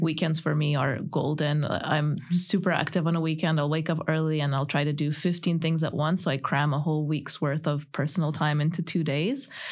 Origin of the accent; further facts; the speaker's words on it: Canada; moved away; I grew up in Canada